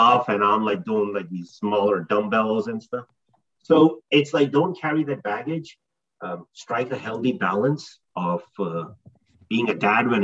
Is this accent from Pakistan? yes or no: yes; Pakistan; now in New Jersey, United States; I grew up in Pakistan in a fairly conservative family